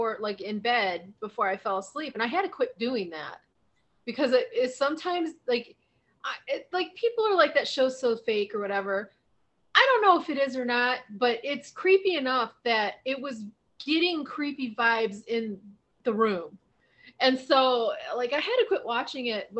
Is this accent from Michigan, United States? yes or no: no; Ohio, United States; now in Arizona, United States; growing up in Ohio